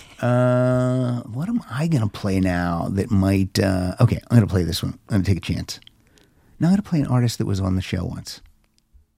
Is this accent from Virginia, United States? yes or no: no; Pennsylvania, United States; moved away as an adult; also born or lived in Chicago; now in Los Angeles area, United States; I was raised in small town, Pennsylvania